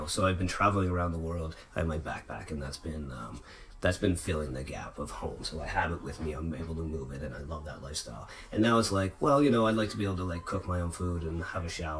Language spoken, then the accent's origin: English; Nova Scotia, Canada; came back to Nova Scotia